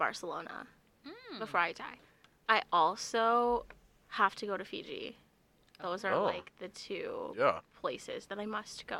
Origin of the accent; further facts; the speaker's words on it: South Dakota, United States; Girl, I'm from South Dakota.